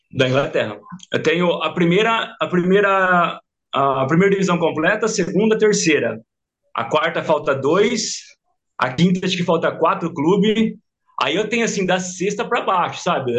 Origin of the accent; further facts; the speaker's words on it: Mineiros do Tietê, São Paulo, Brazil; eu sou de Mineiros do Tietê, hum. é, interior de São Paulo, uma cidadezinha de 12 mil habitantes